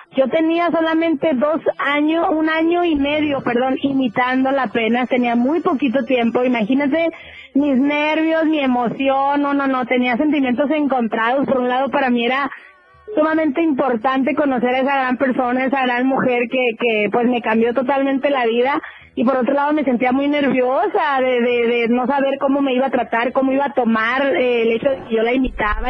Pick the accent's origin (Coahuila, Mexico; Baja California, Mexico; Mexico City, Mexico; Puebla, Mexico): Baja California, Mexico; Mexicali; Te saludo desde mi tierra, Mexicali, Baja California